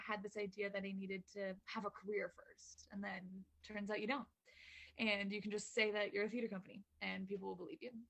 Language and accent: English; London, Ontario, Canada; I grew up in London, Ontario, Canada.